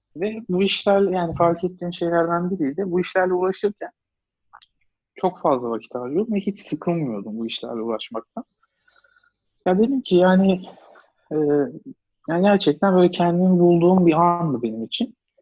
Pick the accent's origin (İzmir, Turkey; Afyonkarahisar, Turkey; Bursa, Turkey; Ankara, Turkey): Ankara, Turkey; Ankara'da doğdum, büyüdüm